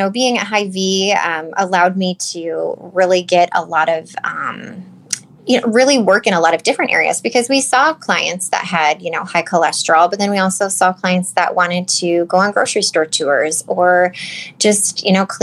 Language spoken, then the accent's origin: English; Northwest Iowa, United States; also born or lived in Cedar Rapids, Iowa; I am from Northwest Iowa, but I did go to school in Cedar Rapids for 2 years before I transferred to Iowa State.